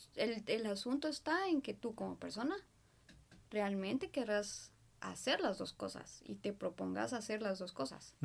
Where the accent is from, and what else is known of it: Guatemala